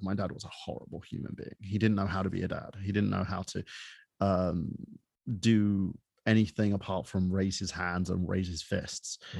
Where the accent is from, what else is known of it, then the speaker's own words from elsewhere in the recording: United Kingdom; moved away; I was born in the United Kingdom from a half Palestinian